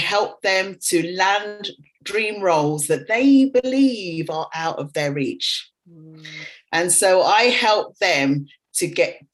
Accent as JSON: {"language": "English", "region": "England", "country": "United Kingdom", "tie": "born or raised there", "also_born_or_lived": "Dubai", "moved": "as an adult", "said": "came back to England, came back to my hometown"}